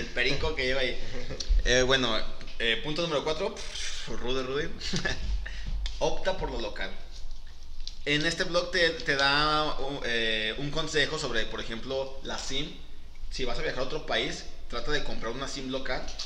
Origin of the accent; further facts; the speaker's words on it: Mexico; nosotros que somos de Latinoamérica, sabemos que si de por sí aquí en, en mismo en México hablamos diferente